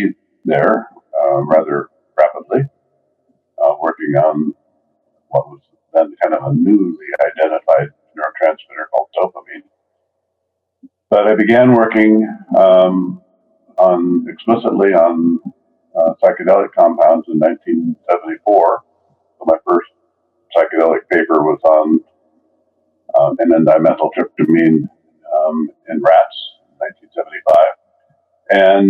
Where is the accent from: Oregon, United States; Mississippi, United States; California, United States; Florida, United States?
Oregon, United States; moved away as an adult; also born or lived in Iowa; now in San Diego, United States; I grew up in Oregon